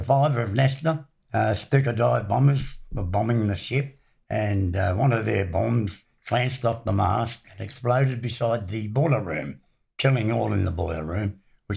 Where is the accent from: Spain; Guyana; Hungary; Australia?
Australia; Chatswood, New South Wales; I was born in Chatswood, Victoria Avenue, in the Cottage Hospital